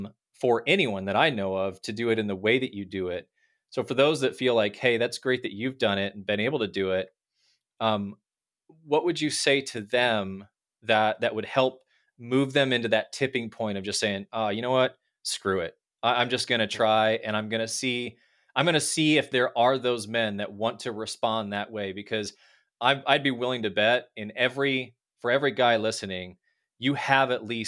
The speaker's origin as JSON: {"language": "English", "region": "Midwest", "country": "United States", "tie": "born or raised there", "also_born_or_lived": "Pennsylvania / Florida / California / Texas", "said": "You know, we grew up in the Midwest. I lived in Pennsylvania, Florida, California, Texas."}